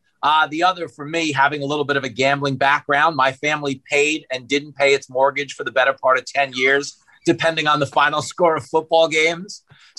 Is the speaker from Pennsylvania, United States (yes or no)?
no; Long Island, New York, United States; I grew up on Long Island